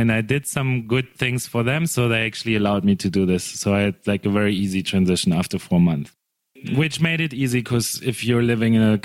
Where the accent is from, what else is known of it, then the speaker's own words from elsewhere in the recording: Germany; moved away as an adult; also born or lived in Cape Town, South Africa; I'm from Germany, but in 2005, I went to study in Cape Town.